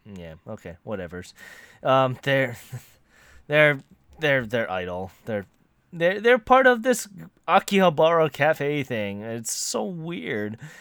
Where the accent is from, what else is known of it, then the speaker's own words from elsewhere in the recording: United States; I am American to a fault